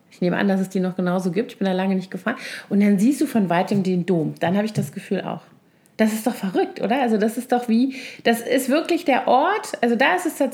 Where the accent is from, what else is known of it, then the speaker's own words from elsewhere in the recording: Koblenz, Rhineland-Palatinate, Germany; moved away as an adult; also born or lived in Bonn; now in Berlin, Germany; ich bin ja in Koblenz geboren und aufgewachsen, zur Schule gegangen, dann habe ich in Bonn studiert und dann war ich immer super viel in Köln.